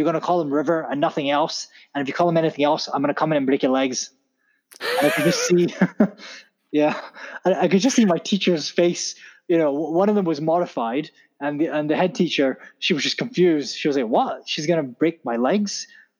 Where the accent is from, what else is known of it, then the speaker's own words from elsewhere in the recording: Scotland, United Kingdom; also born or lived in Pakistan; I grew up in Scotland. I was born in Pakistan, but I moved here when I was 1, 2 or whatever.